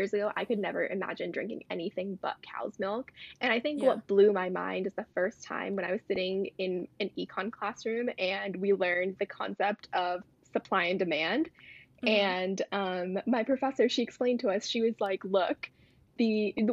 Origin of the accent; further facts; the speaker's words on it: India; I'm Indian